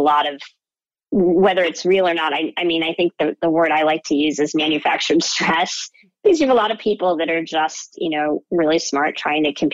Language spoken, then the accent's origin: English; Orange County, California, United States; also born or lived in Downey, California / Berkeley, California / Pasadena, California; I was born in Downey, California, and grew up here in Orange County.